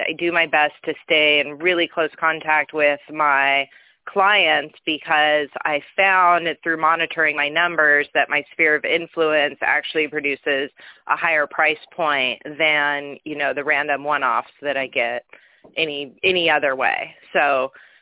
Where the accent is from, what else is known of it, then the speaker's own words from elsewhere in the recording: Palm Desert, California, United States; I actually grew up in Palm Desert, so this is my hometown